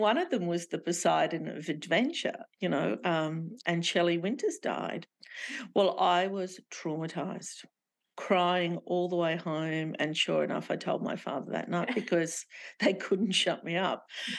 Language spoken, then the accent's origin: English; Sydney, New South Wales, Australia; And when we were little, we were immigrants. My parents were Lebanese and we grew up in Glebe, you know, and that was a rough place to be growing up at the time.